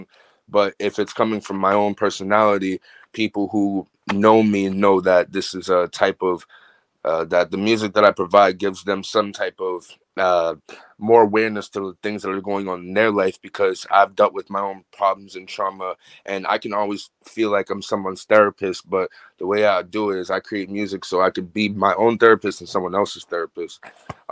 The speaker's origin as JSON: {"language": "English", "town": "Boston", "region": "Massachusetts", "country": "United States", "said": "I'm an artist from Boston, Massachusetts"}